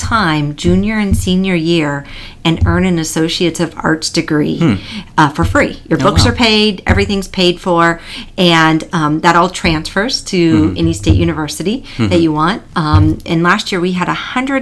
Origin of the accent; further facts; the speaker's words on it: Iowa, United States; moved away as an adult; now in Florida, United States; I'm originally from Iowa